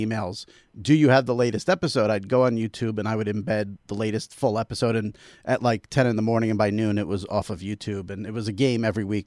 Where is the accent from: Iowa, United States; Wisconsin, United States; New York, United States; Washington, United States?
New York, United States; I'm a New Yorker